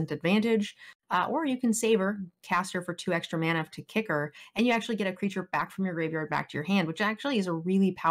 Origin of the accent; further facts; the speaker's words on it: San Diego, California, United States; moved away; I was from San Diego